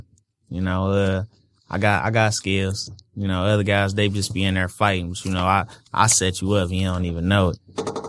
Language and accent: English; Detroit, Michigan, United States; I'm from Detroit.